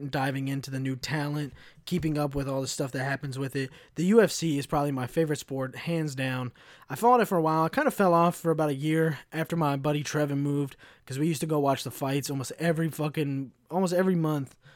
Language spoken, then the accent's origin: English; United States; I'm an American